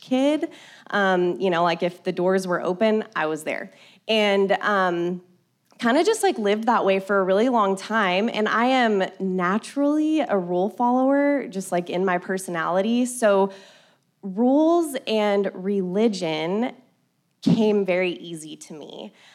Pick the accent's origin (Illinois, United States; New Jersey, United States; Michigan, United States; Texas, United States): Texas, United States; Colorado City; I grew up in Colorado City, not far from here